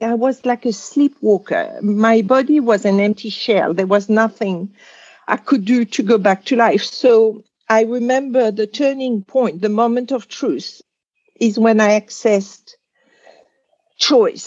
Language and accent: English; Casablanca, Casablanca-Settat, Morocco; also born or lived in Algeria; I was born in Algeria, which was at the time a French colony. And at two years old, there was a war of independence. And my father was a farmer and he had some property near Casablanca, Morocco. So they moved